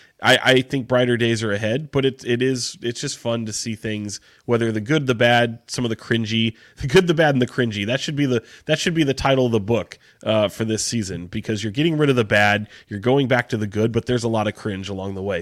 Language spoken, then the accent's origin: English; Sacramento, California, United States; I grew up in Sacramento